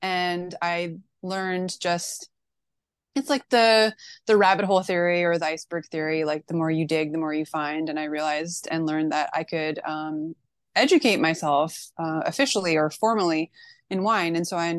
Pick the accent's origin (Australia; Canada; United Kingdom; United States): Canada; Manitoba; born there; also born or lived in British Columbia / Alberta / Ontario; I've lived all over Canada. Like I was born in Manitoba, lived in BC twice, also Alberta. I'm now in Ontario.